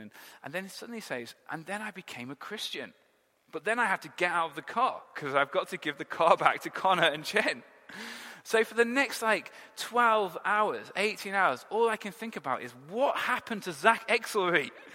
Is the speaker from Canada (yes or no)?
no; England, United Kingdom; we're English